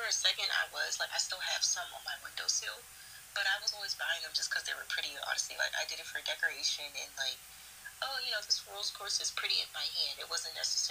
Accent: Baltimore, Maryland, United States; we're both from Baltimore

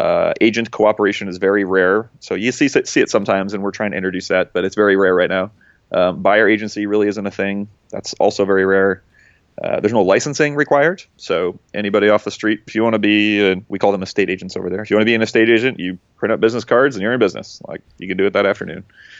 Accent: Midwest, United States; I'm originally from the Midwest, which is why you don't pick up on the accent so much.

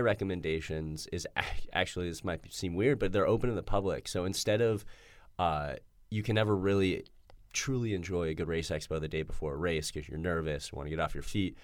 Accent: Denver, Colorado, United States; I'm from Denver

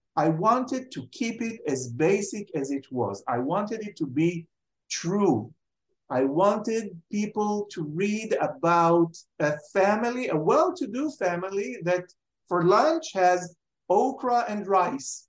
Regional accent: Jerusalem, Jerusalem District, Israel; moved away as an adult; also born or lived in Tel Aviv; I was born in Jerusalem and brought up in Jerusalem. I lived in Jerusalem until I finished my um, degree in the Hebrew U. So when I was 25, I left to Tel Aviv

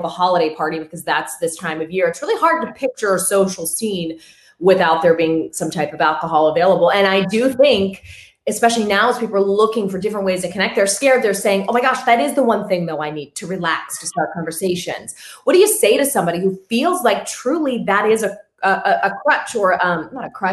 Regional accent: Pittsburgh, Pennsylvania, United States; I'm from Pittsburgh

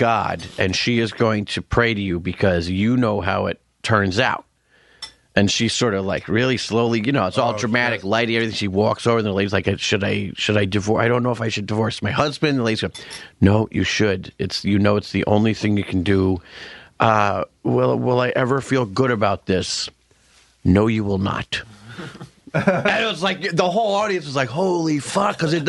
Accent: Pittsburgh, Pennsylvania, United States; Like, well, I grew up in Pittsburgh. And, you know, I always remember sitting around the dining room table with my dad.

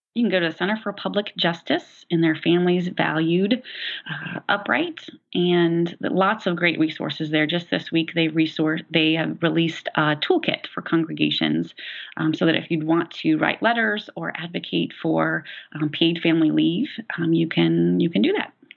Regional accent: Tulsa, Oklahoma, United States; now in Decatur, United States; I grew up in Tulsa, Oklahoma

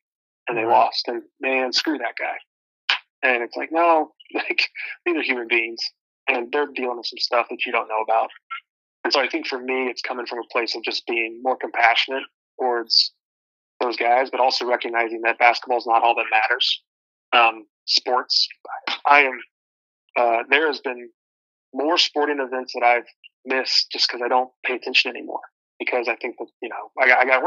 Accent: South Johnson County, Kansas, United States; I grew up in South Johnson County.

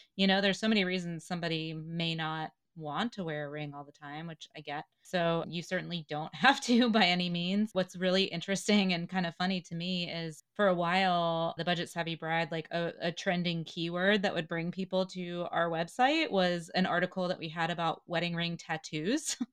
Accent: the South, United States; moved away; I grew up in the South

